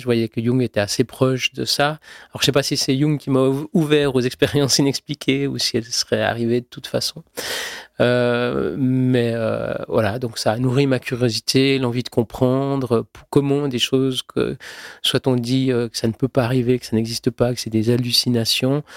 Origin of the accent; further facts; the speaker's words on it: Switzerland; Je suis suisse, je suis né en Suisse